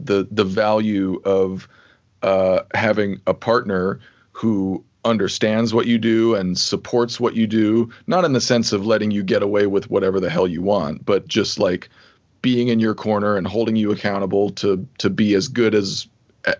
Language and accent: English; Santa Fe, New Mexico, United States; I grew up in Santa Fe, New Mexico in the Southwest